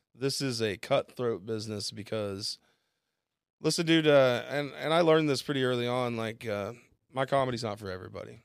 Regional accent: Bixby, Oklahoma, United States; also born or lived in Chicago; now in Tulsa, United States; just come home back to Tulsa 'cause I'm from Bixby.

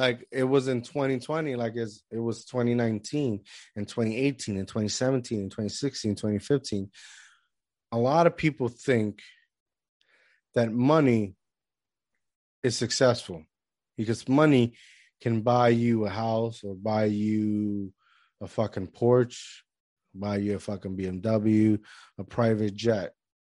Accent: Puerto Rico; now in United States; because I was born here, right? But yeah, I grew up in Puerto Rico.

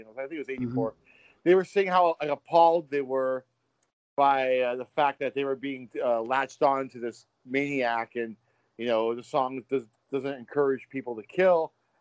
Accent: Daly City, California, United States; I grew up in Daly City, which is the first city right outside of San Francisco

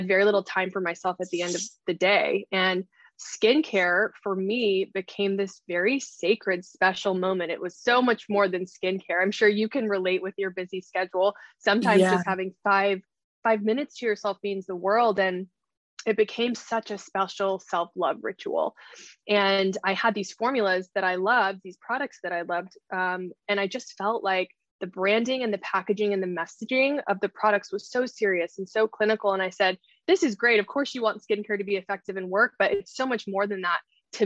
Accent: Austin, Texas, United States; moved away as an adult; also born or lived in New York; I decided to move back to my hometown of Austin, which is where I live now

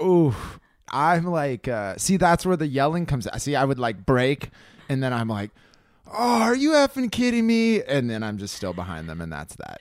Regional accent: California, United States; This is what we Californians grew up

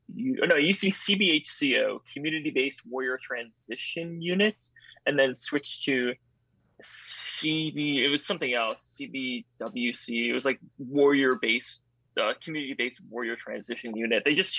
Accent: Tonawanda, New York, United States; moved away as an adult; also born or lived in Boston; now in Japan; So I was born in Tonawanda, which is like a suburb of Buffalo. It's shitty Buffalo. It's like Erie Canal, nautical town.

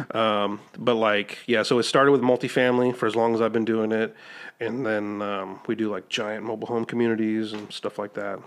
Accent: Midwest, United States; now in Texas, United States; I was born in the Midwest

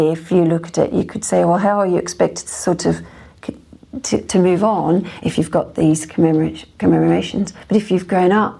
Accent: Australia; now in United Kingdom; It's interesting being an Australian. I'm obviously not Irish

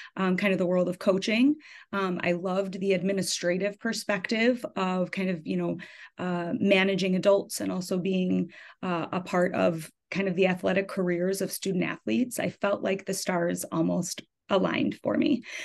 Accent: Deerfield, Illinois, United States; I grew up in Deerfield, Illinois, actually. So I ended up coming back to the high school that I went

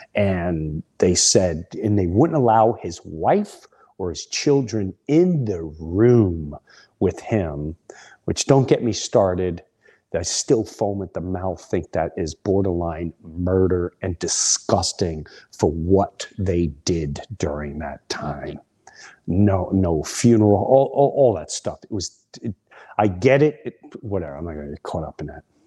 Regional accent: Long Island, New York, United States; We were, we were like brothers and sisters growing up in Long Island

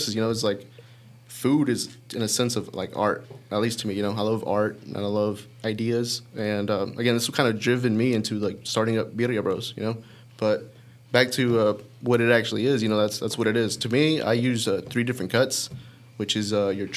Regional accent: Dalton, Georgia, United States; I was actually born and raised here in Dalton, Georgia

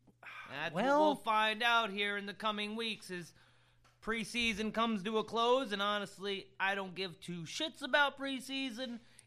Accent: Florida, United States; my home state of crazy Florida.

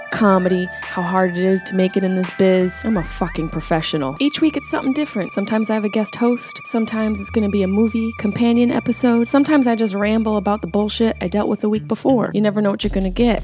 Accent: Syracuse, New York, United States; growing up in Syracuse

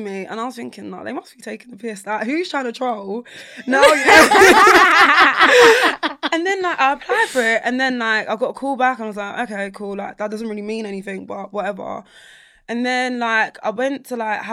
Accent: London, United Kingdom; I'm from South London

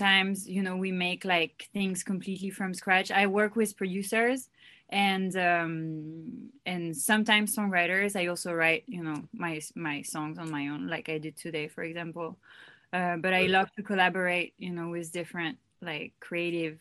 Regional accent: Paris, Île-de-France, France; English is a second language; moved away as an adult; now in Los Angeles, United States; I'm from France. I was born in France and raised there. I moved to Los Angeles 5 years ago

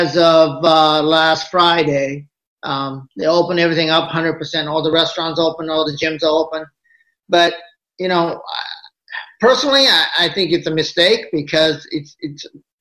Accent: Japan; Well, it was a lot of fun. I mean, you know, I was in a lot of things, just like a lot of other kids. Middle class family.

